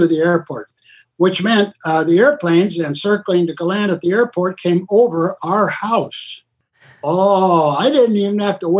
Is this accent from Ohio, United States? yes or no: no; Los Angeles, California, United States; Well, even before 10 years old, at 5 years old, our family lived in the Los Feliz district, about two blocks down from where Walt Disney was living. I didn't know that till later. But luckily, we moved to Glendale